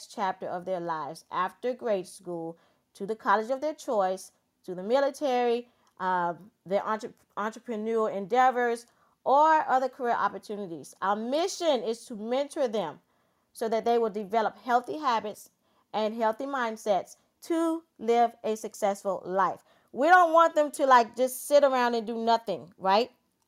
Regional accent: Georgetown, South Carolina, United States; moved away; I was born and raised in Georgetown, South Carolina

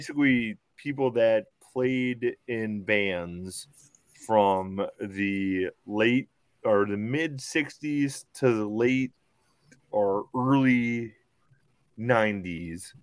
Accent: Central Illinois, United States; we're from Central Illinois

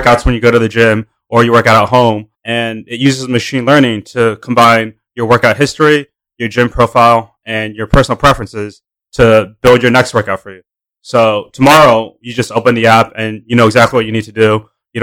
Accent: San Francisco, California, United States; also born or lived in Los Angeles / New York; I grew up in San Francisco, born and raised

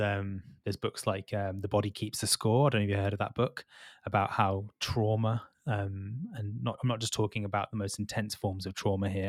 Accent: Birmingham, West Midlands, United Kingdom; moved away; also born or lived in London; I'm from Birmingham originally

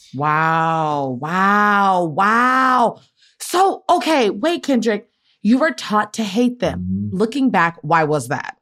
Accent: Maryland, United States; I'm a from Maryland

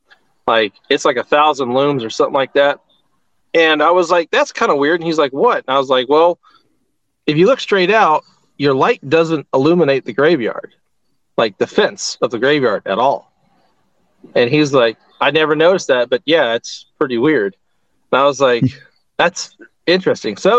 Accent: Southern Indiana, United States; I was born and raised in Southern Indiana.

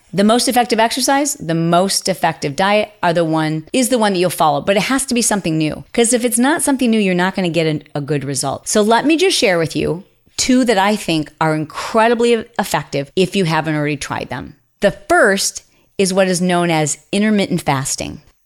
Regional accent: Midwest, United States; we grew up in the Midwest

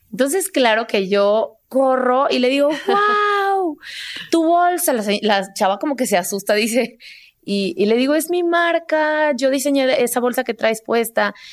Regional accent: San Luis Potosí, Mexico; moved away; Porque no te platiqué, pero yo me salí de San Luis Potosí y la primera ciudad a la que fui fue a Monterrey.

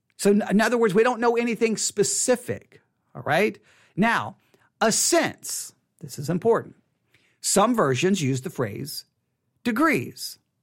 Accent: United States; we, we work as American Christians

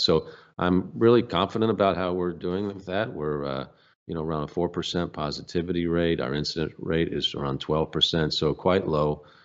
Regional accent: United States; I'm from the United States of America

